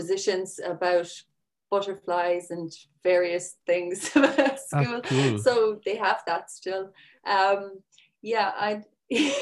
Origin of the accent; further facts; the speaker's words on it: Sixmilebridge, Munster, Ireland; I'm from County Clare. I'm from 6 Mile Bridge, which is used to be a small village.